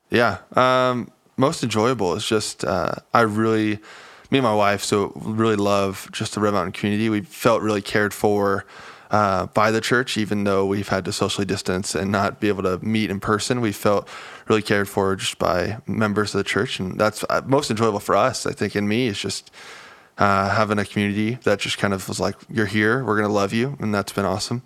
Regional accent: California, United States; moved away as an adult; also born or lived in Salt Lake City, Utah; now in Arizona, United States; born and raised California and spent the past year in Salt Lake City, Utah

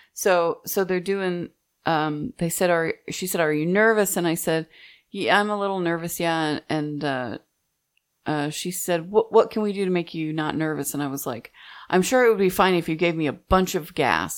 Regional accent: Midwest, United States; moved away; also born or lived in Texas; I'm from the Midwest

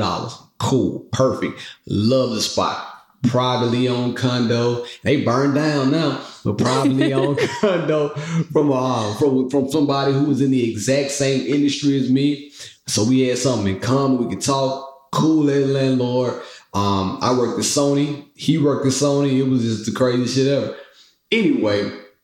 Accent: Mississippi, United States; moved away; I'm from Mississippi. I've been in the country my whole life

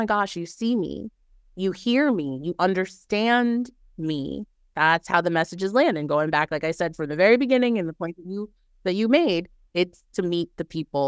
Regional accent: the South, United States; Well, as I mentioned, I am from the South, so I cannot live without seafood.

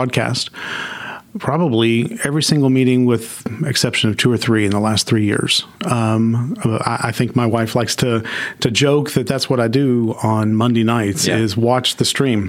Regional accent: Arlington, Texas, United States; also born or lived in Mansfield, Texas; I grew up in Arlington

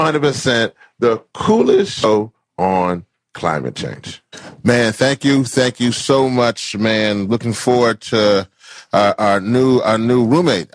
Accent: the South, United States; I'm from the South, y'all.

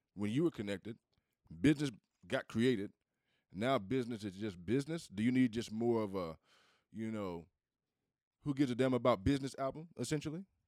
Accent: Southeast, United States; I'm from the South. I'm from the Southeast.

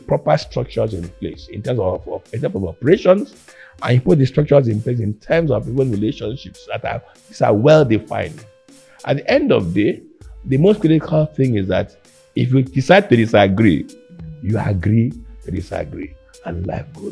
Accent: Calabar, Cross River, Nigeria; also born or lived in Akwa Ibom; Julia and I grew up in Calabar

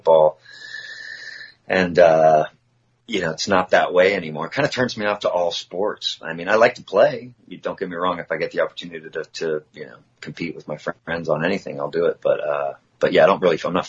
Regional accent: near Oakland, California, United States; my hometown is near Oakland

